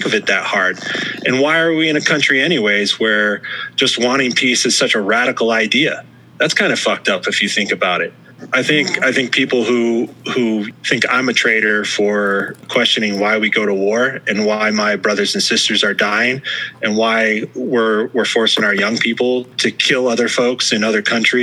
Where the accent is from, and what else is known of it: United States